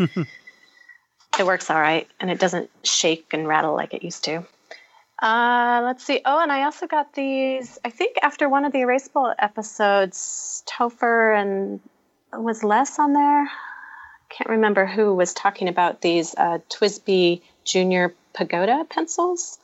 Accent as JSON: {"language": "English", "area": "the mountains north of Los Angeles", "region": "California", "country": "United States", "tie": "born or raised there", "also_born_or_lived": "Ohio / Illinois", "moved": "as an adult", "said": "I grew up in the mountains north of Los Angeles, a couple hours drive"}